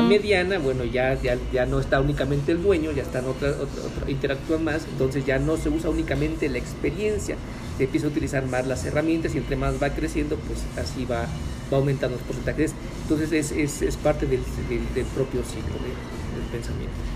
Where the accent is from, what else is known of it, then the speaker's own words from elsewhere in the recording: Mexico; como mexicanos